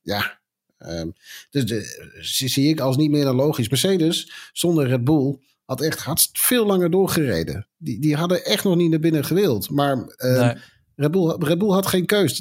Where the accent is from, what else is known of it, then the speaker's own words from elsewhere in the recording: Netherlands; wij als Nederlanders